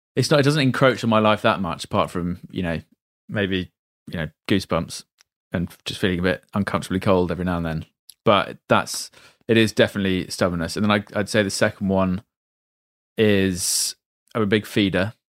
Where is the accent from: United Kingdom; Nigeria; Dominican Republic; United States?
United Kingdom; Reading, South East England; I'm from Reading